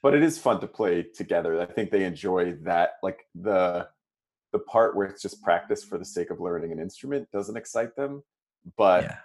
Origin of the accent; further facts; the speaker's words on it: Toronto, Ontario, Canada; moved away; I'm from Toronto originally, and my parents are there